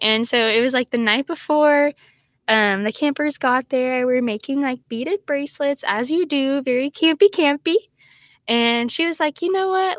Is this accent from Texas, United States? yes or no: yes; Texas, United States; I'm from Texas